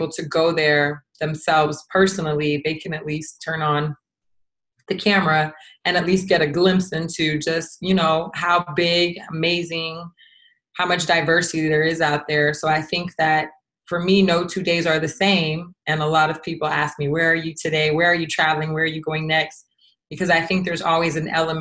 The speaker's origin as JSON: {"language": "English", "country": "United States", "said": "I am American, or I'm Americanized"}